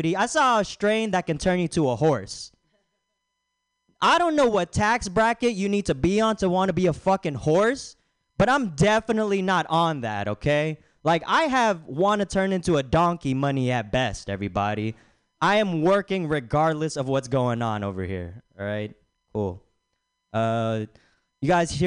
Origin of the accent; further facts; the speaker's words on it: Bay Area, California, United States; I'm from the Bay Area